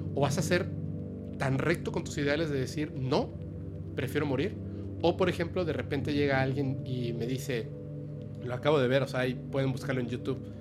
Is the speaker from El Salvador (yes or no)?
no; Campeche, Yucatán Peninsula, Mexico; yo soy yucateco, campechano